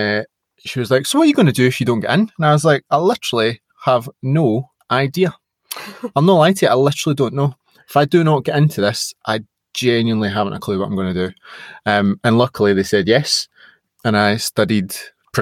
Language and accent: English; Scotland, United Kingdom; being Scottish and being, you know, a proud Scot